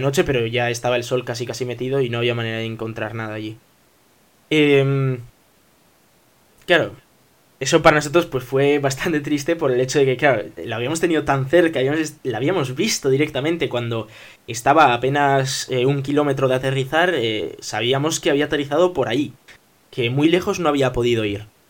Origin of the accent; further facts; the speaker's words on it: Bilbao, Basque Country, Spain; somos de Bilbao